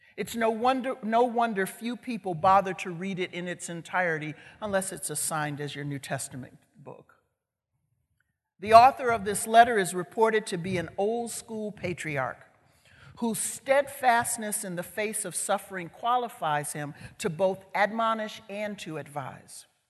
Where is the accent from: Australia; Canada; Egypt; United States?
United States; Chicago, Illinois; I'm from Chicago. I grew up on Chicago's south side in a community called West Chatham